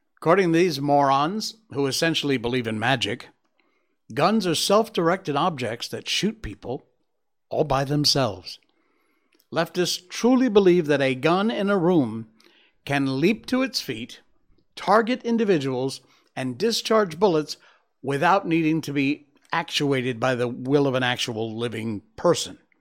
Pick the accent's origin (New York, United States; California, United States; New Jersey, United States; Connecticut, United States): Connecticut, United States; my home state of Connecticut